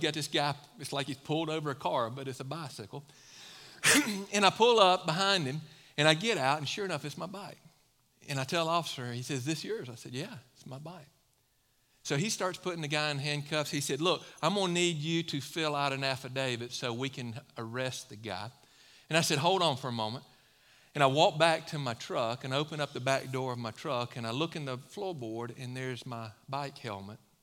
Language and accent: English; Mississippi, United States; now in Low Country, South Carolina, United States; I come from Mississippi.